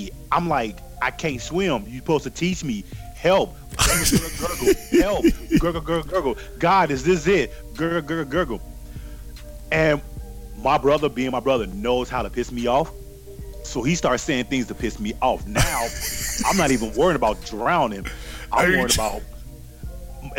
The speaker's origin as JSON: {"language": "English", "town": "Gary", "region": "Indiana", "country": "United States", "said": "I'm from Gary, Indiana."}